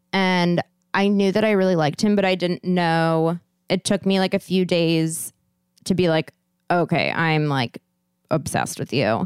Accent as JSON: {"language": "English", "town": "Santa Monica", "region": "California", "country": "United States", "said": "I'm from L"}